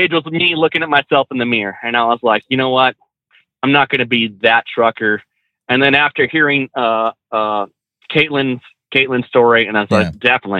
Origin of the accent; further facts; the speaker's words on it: California, United States; now in Pensacola, United States; I'm from California, but I live in North Pensacola.